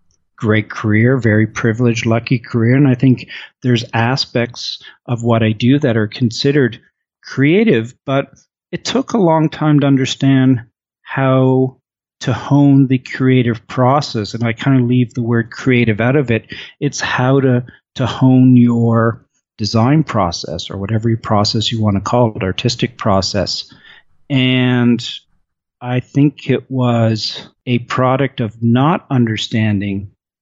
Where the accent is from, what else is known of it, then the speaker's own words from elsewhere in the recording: Halifax, Nova Scotia, Canada; I grew up in Halifax, Nova Scotia.